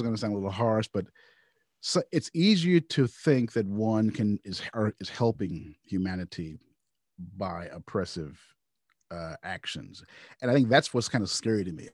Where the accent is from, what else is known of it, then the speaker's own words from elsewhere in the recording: Louisville, Kentucky, United States; my hometown, Louisville